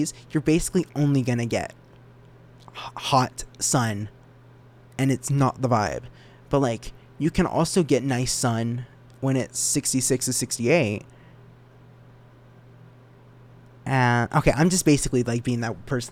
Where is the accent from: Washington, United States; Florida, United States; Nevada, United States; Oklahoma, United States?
Nevada, United States; Reno; I'm not from Vegas. Okay. I'm from Reno, Nevada.